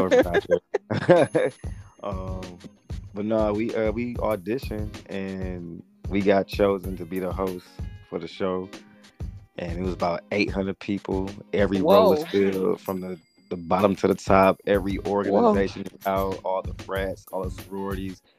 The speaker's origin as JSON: {"language": "English", "town": "Lansing", "region": "Michigan", "country": "United States", "tie": "born or raised there", "also_born_or_lived": "Ypsilanti, Michigan", "moved": "as an adult", "lives_now": "Atlanta, United States", "said": "I ended up moving back home to my hometown, our hometown, Lansing, Michigan"}